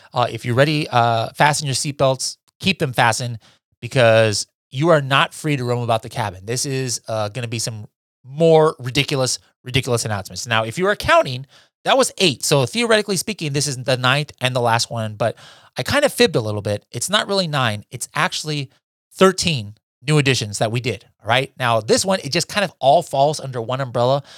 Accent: Philippines; being Filipino

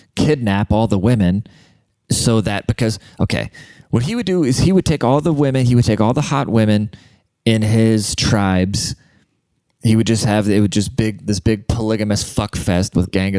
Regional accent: Germany; now in United States; I'm fucking German. I grew up in Germany. I'm a German immigrant.

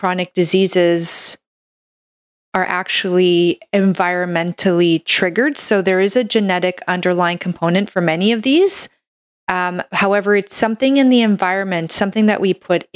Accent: Canada; I'm a Canadian medical doctor

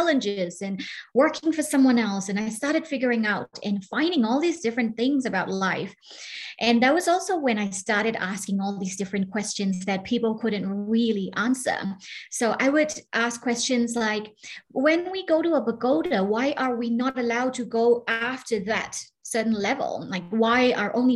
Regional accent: Myanmar; moved away; I'm originally from Burma, and growing up in Burma, it has been incredible

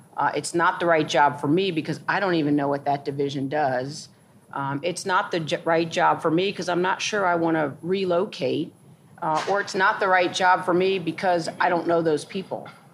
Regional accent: St. Louis, Missouri, United States; moved away as an adult; also born or lived in New York; I grew up in St. Louis, Missouri

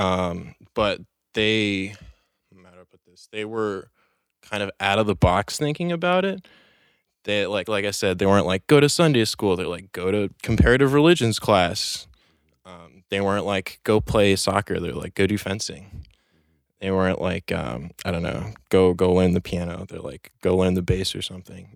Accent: New York City, New York, United States; born and raised in Chelsea, New York City on Manhattan

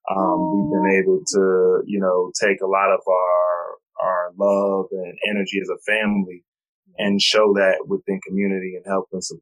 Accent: New York, United States; now in North Carolina, United States; I'm originally from New York, but I moved to North Carolina.

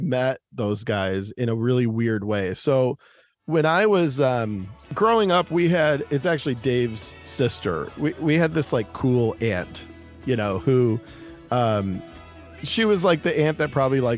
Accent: Detroit, Michigan, United States; growing up in Detroit

